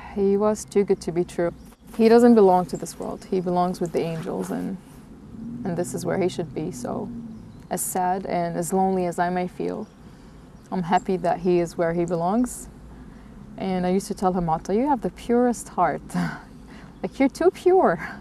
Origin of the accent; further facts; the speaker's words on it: Jordan; moved away as an adult; now in New Zealand; I'm originally from Jordan